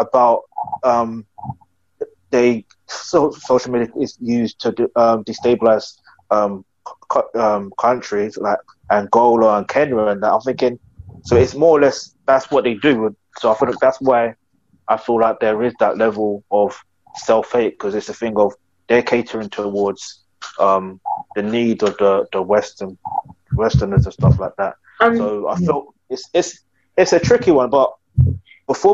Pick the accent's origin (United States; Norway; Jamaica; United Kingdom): United Kingdom; I'm not Nigerian, but I do say I am Nigerian, even though I was born in the UK.